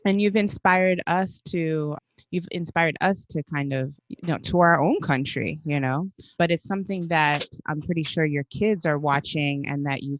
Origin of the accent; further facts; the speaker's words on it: United States; I was born here in the States, but I feel like as I've gotten older, my interest in Haiti has developed even more